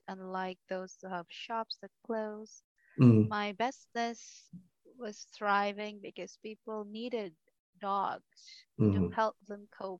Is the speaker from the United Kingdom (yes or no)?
no; Philippines; from the Philippines.